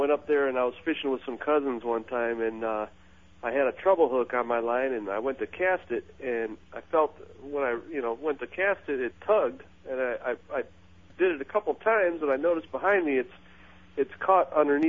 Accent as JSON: {"language": "English", "area": "St. Clair Shores", "region": "Michigan", "country": "United States", "moved": "yes", "lives_now": "Winter Springs, United States", "said": "I'm from Sinclair Shores, Michigan"}